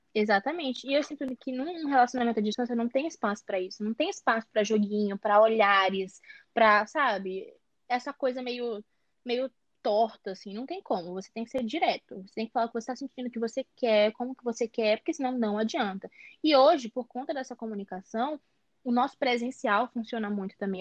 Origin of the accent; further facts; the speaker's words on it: São Luís, Maranhão, Brazil; Eu sou do Maranhão, São Luís Maranhão